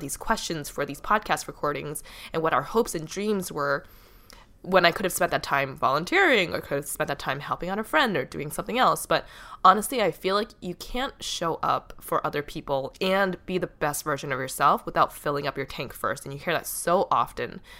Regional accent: Boston, Massachusetts, United States; my hometown of Boston

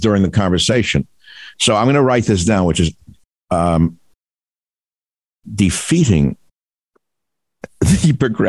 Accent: New York City, New York, United States; I grew up in Queens.

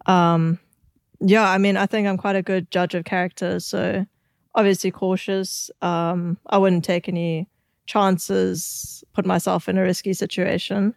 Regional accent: South Africa; growing up in South Africa

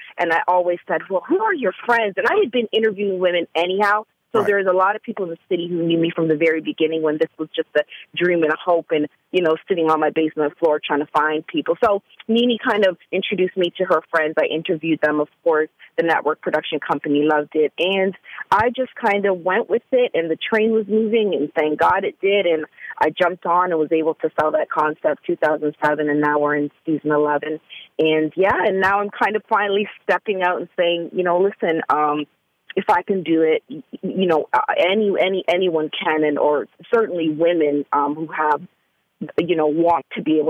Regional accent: Canada; now in Atlanta, United States; I am from Canada, and I only been in Atlanta for about, I'd say almost a full year, fully. So it took a Canadian.

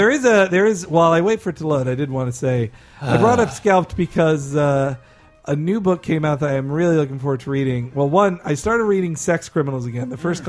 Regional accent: the South, United States; which I think, as a Southerner...

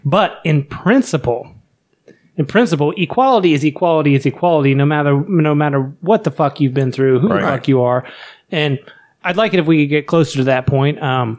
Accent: Southern West Virginia, United States; especially growing up in Southern West Virginia

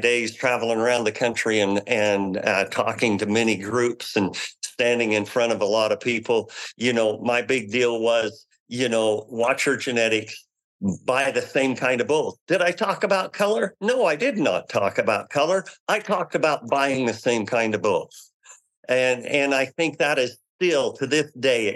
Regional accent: United States

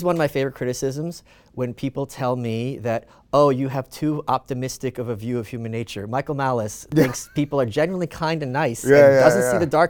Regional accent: Ukraine; born there; I was born in the Soviet Union

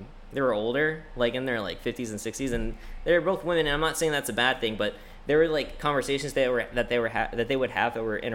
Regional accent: New York, United States; And I thought, since I was originally from New York and I was so accustomed and comfortable going there every twice a year because my family's still up there.

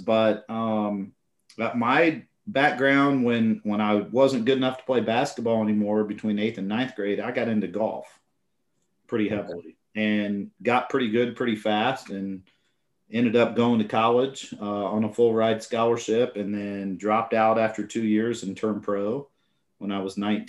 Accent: Indiana, United States; moved away; also born or lived in Colorado; Yeah, so I grew up in Indiana. That's where I was born and raised.

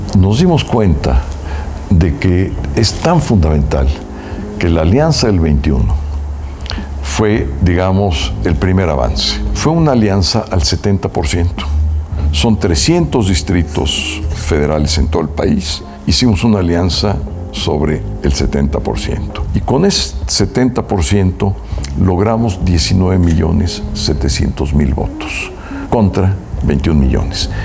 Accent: Mexico; soy mexicano

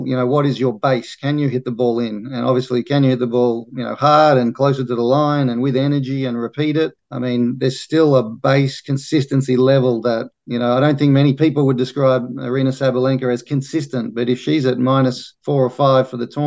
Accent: Australia; being Australian

